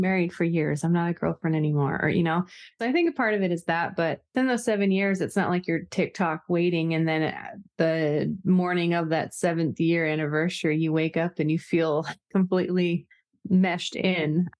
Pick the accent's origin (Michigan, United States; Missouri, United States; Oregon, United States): Oregon, United States; Oregon coast, United States; I am pretty much Pacific Northwest raised, which to me is a large part of my identity just as far as really loving nature, and I grew up on the Oregon coast